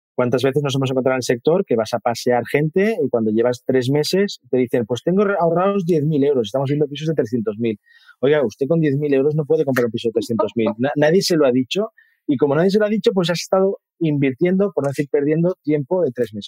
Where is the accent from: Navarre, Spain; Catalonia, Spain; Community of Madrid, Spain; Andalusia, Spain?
Catalonia, Spain; Mataró; me puse en una inmobiliaria de mi, de mi pueblo. Yo soy de Mataró, de una ciudad cercana de Barcelona